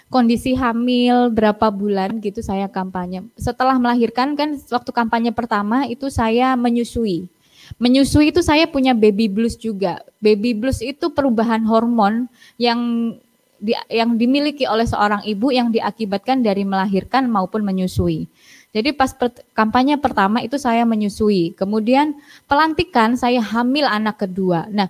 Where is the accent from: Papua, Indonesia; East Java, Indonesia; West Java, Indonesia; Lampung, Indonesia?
East Java, Indonesia; Surabaya; accent: Surabaya Javanese; Kita sama-sama Jawa, Mbak, sama-sama pakai bahasa Jawa, tapi Jawanya saya, Jawa Surabaya dan Jawanya Trenggalek kan berbeda.